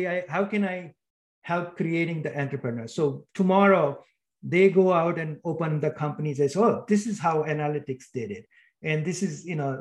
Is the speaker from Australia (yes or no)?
no; India; moved away; I grew up in India